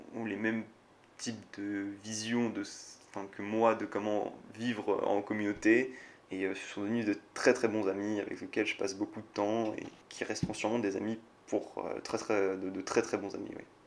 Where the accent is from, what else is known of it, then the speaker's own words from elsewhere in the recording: France; moved away as an adult; now in Singapore; Je suis un vrai Français